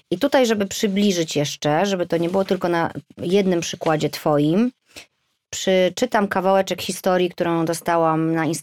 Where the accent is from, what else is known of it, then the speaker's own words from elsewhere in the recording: Poland; now in London, United Kingdom; I ja z Polski, mąż z Irlandii, mieszkamy w Londynie.